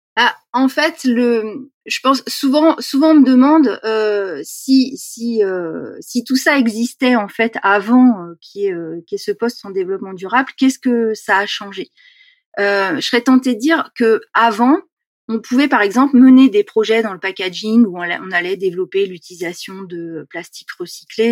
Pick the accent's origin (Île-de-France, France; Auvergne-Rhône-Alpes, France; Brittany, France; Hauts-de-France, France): Île-de-France, France; Seine-Saint-Denis; je suis née en Seine-Saint-Denis, j'ai grandi donc dans un milieu très urbanisé